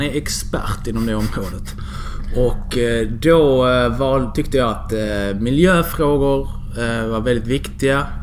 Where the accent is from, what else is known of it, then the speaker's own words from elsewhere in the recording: Skanör, Skåne, Sweden; also born or lived in Nahariya, Israel / Lund; now in Malmö, Sweden; Vi flyttade till Skanör, familjen, mm. när jag var två år gammal. Okay. Och sen har jag vuxit upp där